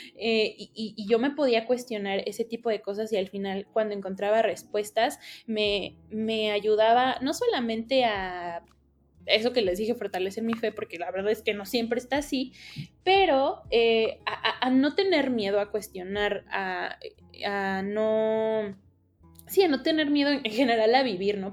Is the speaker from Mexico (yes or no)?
yes; Mexico